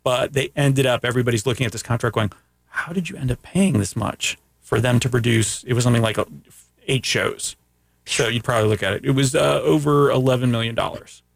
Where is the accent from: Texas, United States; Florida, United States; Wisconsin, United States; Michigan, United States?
Florida, United States; Central; first language Greek; English is a second language; also born or lived in Canada; I've lived in Florida for over forty-three years. In two parts of Central Florida.